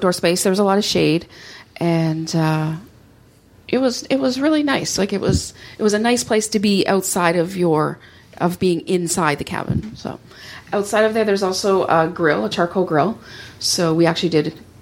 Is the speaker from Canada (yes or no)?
yes; Canada; I'm Canadian